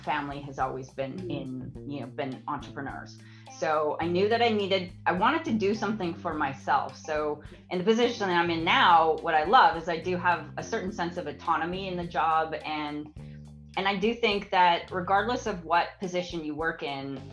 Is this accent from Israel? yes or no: no; Alberta, Canada; I was born and raised in Alberta